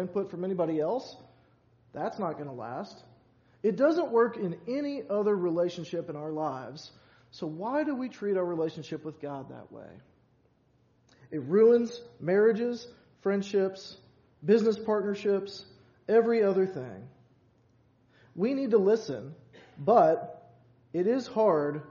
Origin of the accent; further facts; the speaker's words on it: Louisville, Kentucky, United States; also born or lived in Glendale, Kentucky; growing up all my life in Louisville